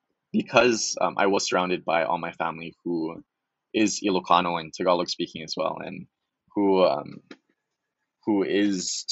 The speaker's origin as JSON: {"language": "English", "area": "Maui", "region": "Hawaii", "country": "United States", "tie": "born or raised there", "also_born_or_lived": "Oahu", "said": "I'm from Maui. I was born and raised there."}